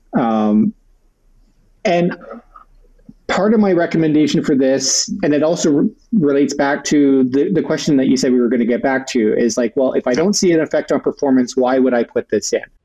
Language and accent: English; Sarnia, Ontario, Canada; I'm originally from Ontario, from a smaller city called Sarnia, which is right on the border with Michigan